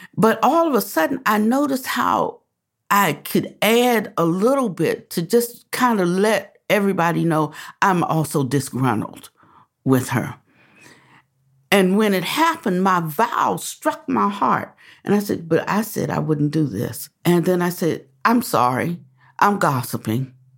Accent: Washington, District of Columbia, United States; moved away; also born or lived in the South; I was born in Washington, D.C.

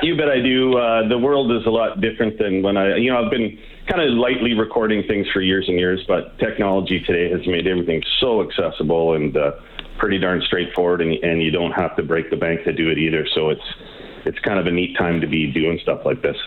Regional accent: Drayton Valley, Alberta, Canada; now in Nelson, Canada; I was raised in Drayton Valley, Alberta. Uh, grew up in the '70s and the '80s

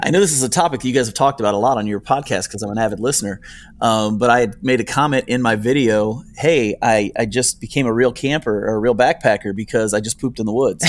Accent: United States; moved away as an adult; also born or lived in northern Ohio / upstate New York; now in Nicholasville, United States; actually grew up in northern Ohio and upstate New York.

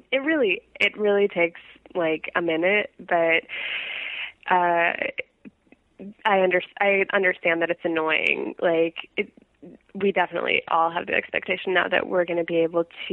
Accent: Silver Spring, Maryland, United States; moved away as an adult; now in New York, United States; I grew up in Silver Spring, Maryland, right outside our nation's capital, Washington

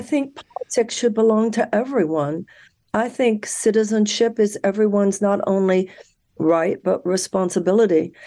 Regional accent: Houston, Texas, United States; I was born in Houston, Texas. I was raised there.

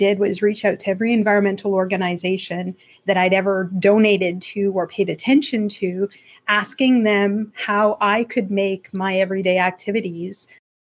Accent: Slave Lake, Alberta, Canada; now in Ontario, Canada; I'm originally from Alberta. I was born and raised in a small town, Slave Lake, Alberta.

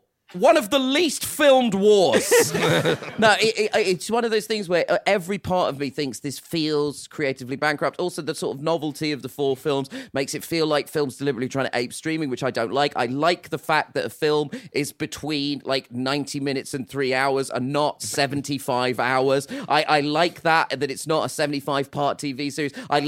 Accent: United Kingdom; I'm a huge … fan. Absolutely adore them. As all British people do, that's a true stereotype.

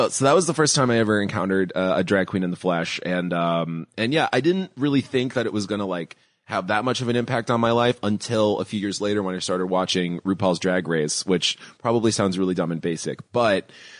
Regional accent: Chicago, Illinois, United States; born or raised there

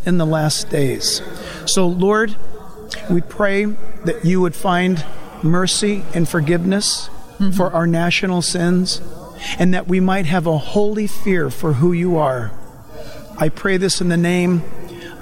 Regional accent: San Diego, California, United States; I happen to have been born in San Diego

